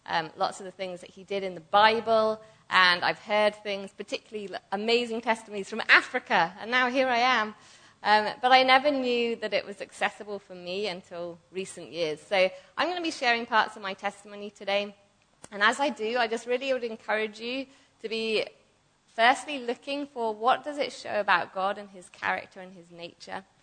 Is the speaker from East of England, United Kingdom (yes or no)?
no; Buckinghamshire, South East England, United Kingdom; moved away; I'm from England, Buckinghamshire